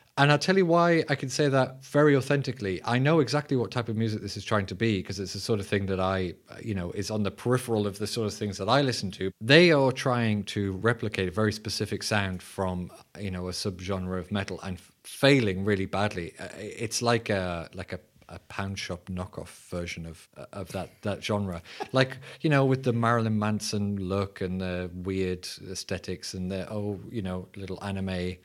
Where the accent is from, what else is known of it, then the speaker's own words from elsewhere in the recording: England, United Kingdom; I'm your English host.